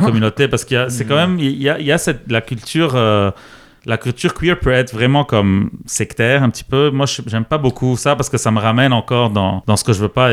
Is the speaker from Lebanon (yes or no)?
yes; Lebanon; moved away as an adult; now in Quebec, Canada; j'ai grandi au Liban jusqu'à 19 ans